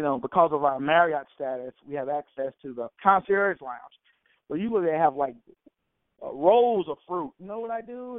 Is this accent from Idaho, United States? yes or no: no; Alabama, United States; I grew up in Alabama